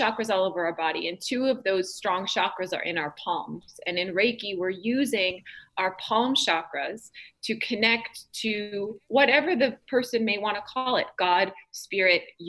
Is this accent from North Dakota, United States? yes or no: yes; North Dakota, United States; I grew up in North Dakota